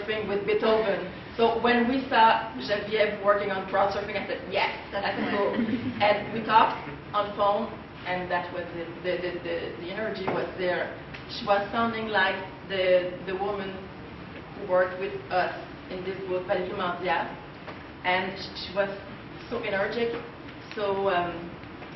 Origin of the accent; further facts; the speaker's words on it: Terrebonne, Quebec, Canada; I grew up in Terrebonne, where a lot of trees and a river.